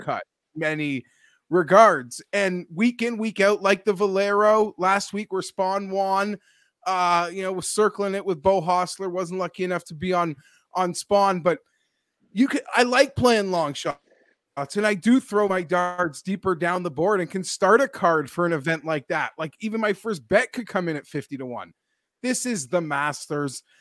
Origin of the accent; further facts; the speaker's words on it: Toronto, Ontario, Canada; born and raised in Toronto